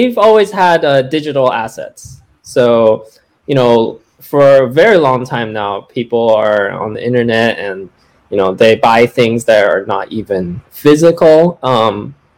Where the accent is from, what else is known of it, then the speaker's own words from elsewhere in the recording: Bay Area near San Francisco, California, United States; I'm actually originally from the Bay Area near San Francisco